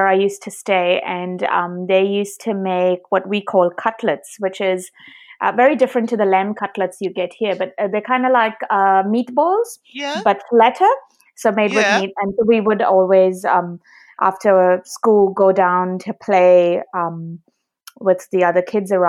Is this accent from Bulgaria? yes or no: no; India; in India when I was growing up